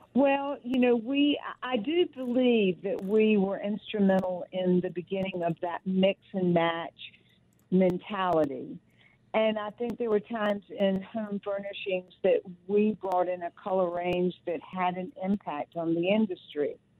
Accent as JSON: {"language": "English", "town": "Rocky Mount", "region": "North Carolina", "country": "United States", "tie": "born or raised there"}